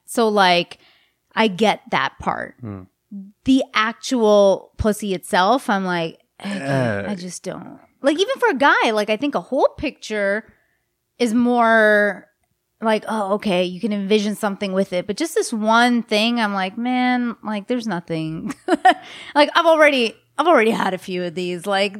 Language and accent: English; India; The ones who followed me also lectured me that I'm as an Indian girl and I took a nude.